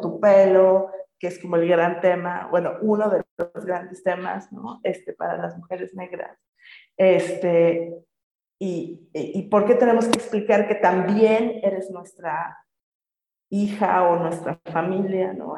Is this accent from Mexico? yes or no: yes; Mexico; moved away as an adult; also born or lived in England; Crecí en un contexto mestizo, pues soy mexicana